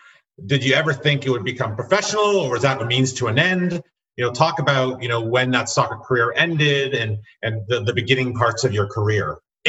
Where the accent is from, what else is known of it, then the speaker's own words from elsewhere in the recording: South Africa; moved away; I'm also South African.